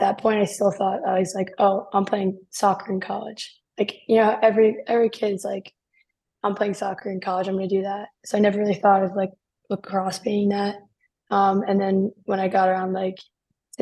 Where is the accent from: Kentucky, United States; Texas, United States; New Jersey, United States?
New Jersey, United States; Short Hills; growing up in New Jersey